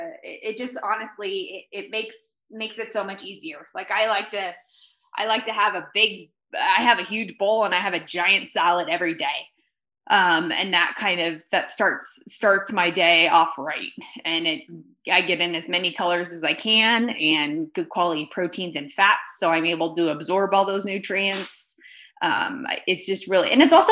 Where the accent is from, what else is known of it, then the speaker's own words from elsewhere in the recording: California, United States; now in Park City, United States; I'm from California. I currently live in Park City, Utah